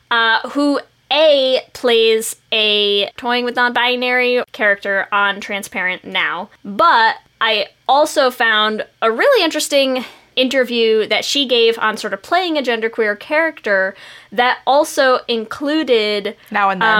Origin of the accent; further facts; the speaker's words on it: New York City, New York, United States; I grew up in New York City in the 80s, so I never saw the big deal with that fluidity.